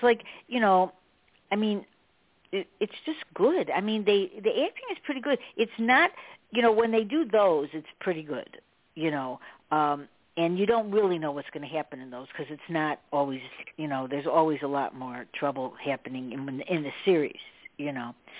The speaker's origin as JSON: {"language": "English", "town": "Chicago", "region": "Illinois", "country": "United States", "tie": "born or raised there", "said": "I'm from Chicago. You know, I grew up in Chicago"}